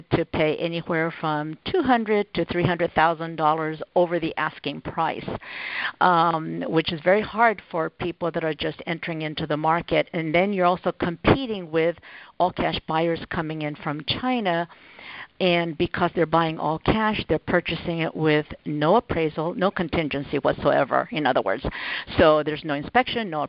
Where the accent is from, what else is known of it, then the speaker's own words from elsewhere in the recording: Japan; moved away; I grew up in Japan